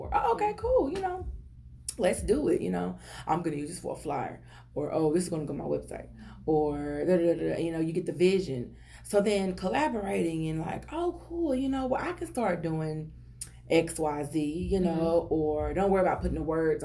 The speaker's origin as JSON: {"language": "English", "region": "Texas", "country": "United States", "said": "I'm country. I'm from Texas"}